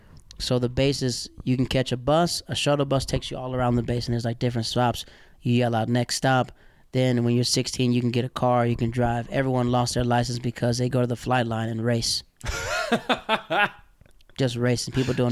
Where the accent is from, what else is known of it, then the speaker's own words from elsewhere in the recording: the South, United States; Dog, I'm from the South. Like, when you yell at somebody, it's time to fight.